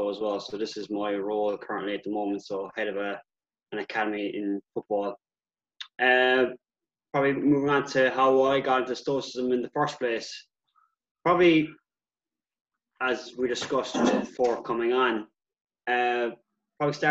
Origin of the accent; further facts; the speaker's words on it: Ireland; I'm Irish born and bred